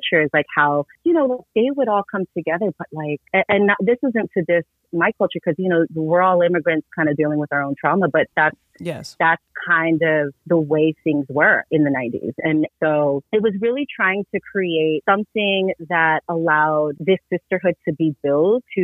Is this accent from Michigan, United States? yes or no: no; Oxnard, California, United States; Growing up in Ventura County, I was born and raised in Oxnard